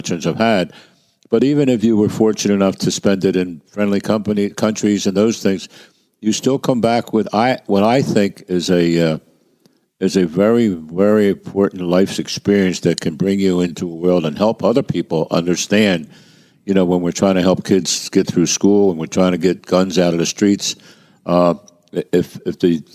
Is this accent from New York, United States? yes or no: no; Philadelphia, Pennsylvania, United States; I come from Kensington